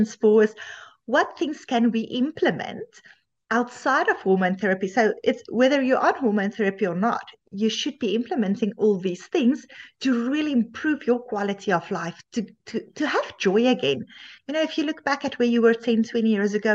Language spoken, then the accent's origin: English; South Africa; moved away as an adult; now in Canada; I initially also studied medicine in South Africa